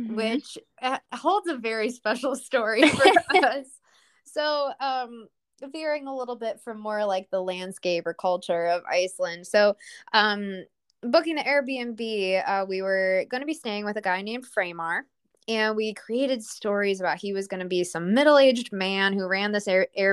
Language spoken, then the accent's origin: English; United States; as an American